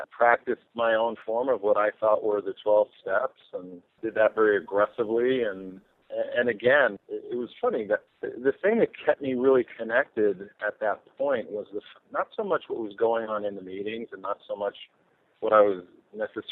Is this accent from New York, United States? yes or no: yes; Eastern Long Island, New York, United States; I was born on Eastern Long Island. I grew up pretty much either playing a sport or at the beach. I grew up a beach kid